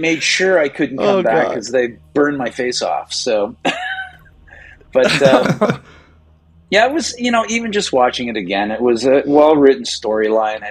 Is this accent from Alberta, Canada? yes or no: no; Toronto, Ontario, Canada; moved away as an adult; also born or lived in Montreal / Chicago / Los Angeles; I grew up in Toronto